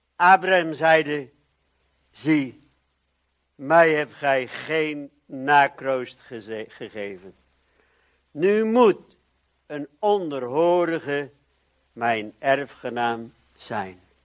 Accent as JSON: {"language": "Dutch", "country": "Netherlands", "said": "ik ben ook een Nederlander"}